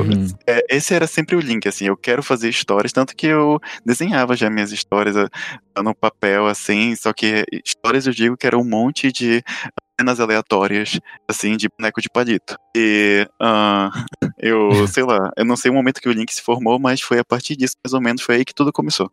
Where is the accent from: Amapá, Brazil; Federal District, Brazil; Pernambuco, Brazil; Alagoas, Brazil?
Amapá, Brazil; eu nasci lá no Mapá, lá no norte.